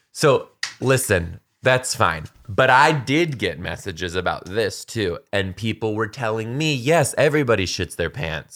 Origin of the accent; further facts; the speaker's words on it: Michigan, United States; moved away; I grew up in Michigan